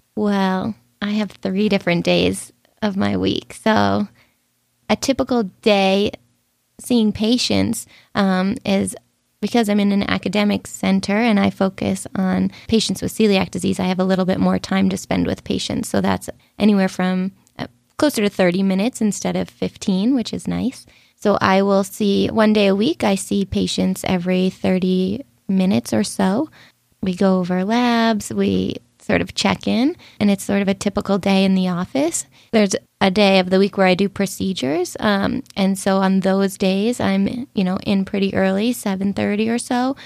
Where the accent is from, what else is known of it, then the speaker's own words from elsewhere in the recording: Boston, Massachusetts, United States; So I grew up in Boston, my family is there